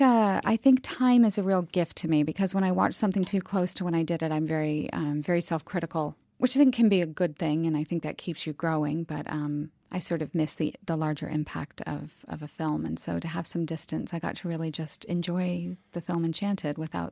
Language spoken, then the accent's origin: English; United States; I'm American.